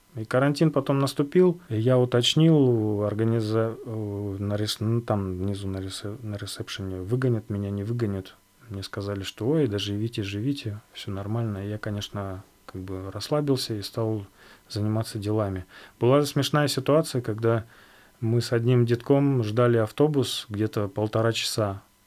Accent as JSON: {"language": "Russian", "area": "Yakutia", "region": "Sakha Republic", "country": "Russia", "tie": "born or raised there", "also_born_or_lived": "Altai", "moved": "yes", "said": "Я же родом из Якутии, из тоже маленького городка"}